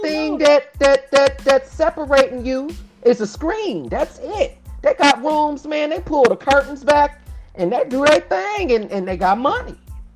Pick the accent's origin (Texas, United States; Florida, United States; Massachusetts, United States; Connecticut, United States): Florida, United States; Miami; I'm from the 305